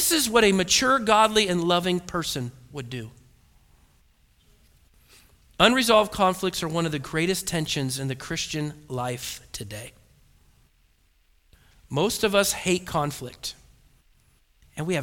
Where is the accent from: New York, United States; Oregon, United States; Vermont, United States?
Oregon, United States; I was born and raised in Oregon